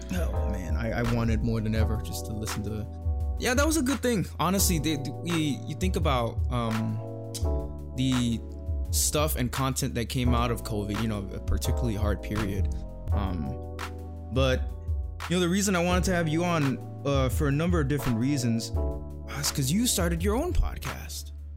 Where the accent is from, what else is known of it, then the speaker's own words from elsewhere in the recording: Thailand; now in United States; I am from Thailand